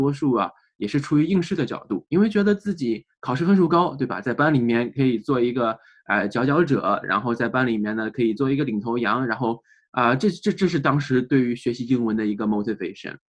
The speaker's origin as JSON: {"language": "Chinese", "country": "China", "tie": "born or raised there", "moved": "yes", "lives_now": "United States", "said": "哎，我是在中国出生长大，然后呢，在啊在读书期间呢，来到了美国，然后在美国啊，现在已经工作生活了啊十年左右了。"}